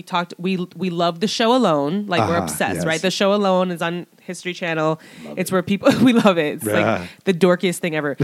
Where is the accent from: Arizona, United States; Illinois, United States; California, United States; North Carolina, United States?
Illinois, United States; Chicago; We're from Chicago.